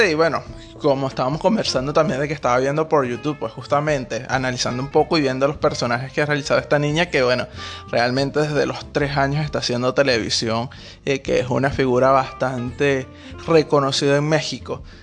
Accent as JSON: {"language": "Spanish", "country": "Venezuela", "moved": "as an adult", "lives_now": "Buenos Aires, Argentina", "said": "nosotros somos venezolanos"}